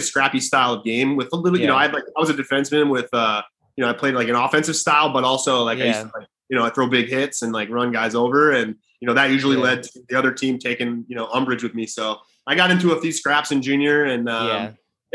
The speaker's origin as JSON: {"language": "English", "town": "Buffalo", "region": "New York", "country": "United States", "tie": "born or raised there", "moved": "as an adult", "lives_now": "Puerto Rico", "said": "I was born and raised in Buffalo, played hockey there growing up"}